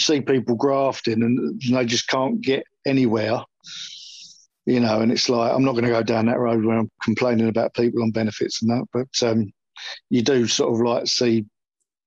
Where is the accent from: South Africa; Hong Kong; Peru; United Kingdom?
United Kingdom; Westmorland, North West England; moved away as an adult; also born or lived in United States / Alpington; now in Larkfield, United Kingdom; I grew up in Westmorland.